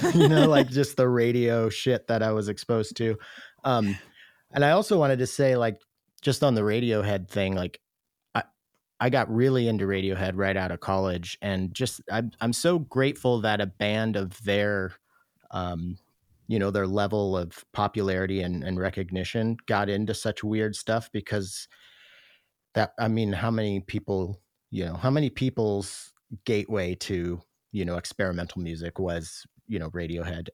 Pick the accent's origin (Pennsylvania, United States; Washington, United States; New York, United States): Washington, United States; Roslyn; also born or lived in Ellensburg, Washington; I'm from Roslyn, Washington.